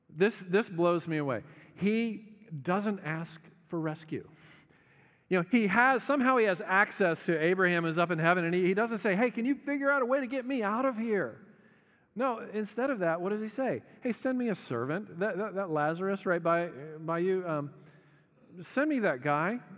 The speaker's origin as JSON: {"language": "English", "region": "the South", "country": "United States", "said": "we're polite 'cause we're from the South"}